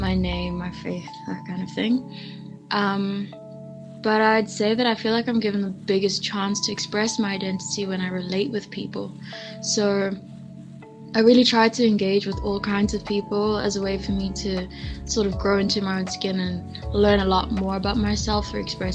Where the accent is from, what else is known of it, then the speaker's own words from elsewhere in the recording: Johannesburg, Gauteng, South Africa; I'm from Joburg